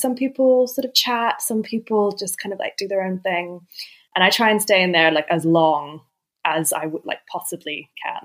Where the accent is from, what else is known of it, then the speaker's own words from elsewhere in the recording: Sydney, New South Wales, Australia; moved away; I'm from Sydney originally